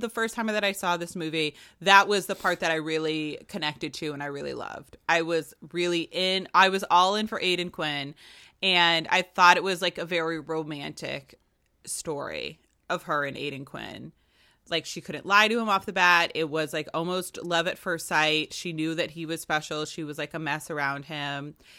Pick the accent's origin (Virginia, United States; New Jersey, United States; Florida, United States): Virginia, United States; I'm Irish and Virginian